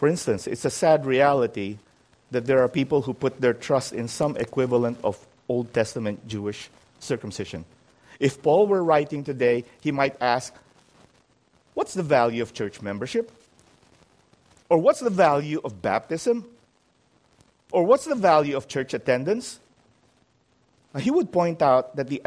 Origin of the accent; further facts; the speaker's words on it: Philippines; moved away; The consistent hearing of God's Word was the big advantage that Carmen and I and many others had growing up in the Philippines